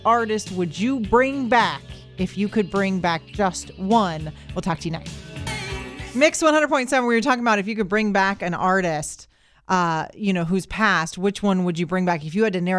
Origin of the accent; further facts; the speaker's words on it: Orlando, Florida, United States; moved away as an adult; now in Tampa, United States; I was born and raised in Orlando.